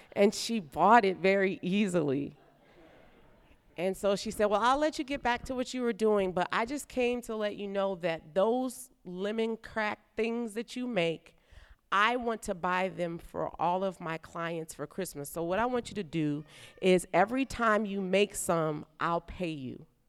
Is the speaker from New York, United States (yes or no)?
no; New Orleans, Louisiana, United States; now in Nashville, United States; I'm from New Orleans